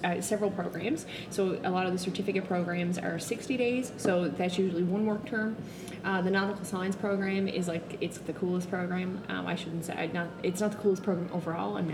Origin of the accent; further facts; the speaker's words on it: Little St. Lawrence, Newfoundland and Labrador, Canada; now in St. John's, Canada; I grew up in Little St. Lawrence, which is as little as